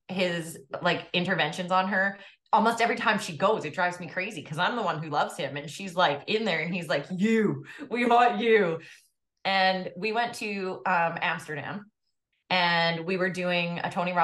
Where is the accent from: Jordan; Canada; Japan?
Canada